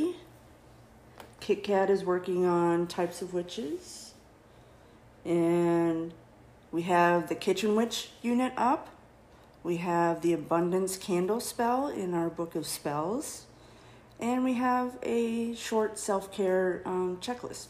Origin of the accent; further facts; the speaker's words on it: Minnesota, United States; now in Texas, United States; I grew up in Minnesota